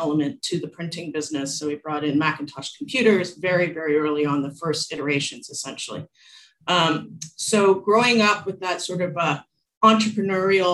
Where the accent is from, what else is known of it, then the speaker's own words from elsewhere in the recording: Toronto, Ontario, Canada; I was born in Canada, in Toronto